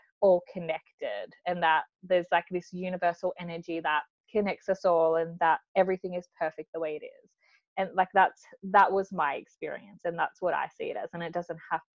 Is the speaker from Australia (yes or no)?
yes; Australia; also born or lived in Mildura, Victoria; I am from Australia, but I live in a town called Mildura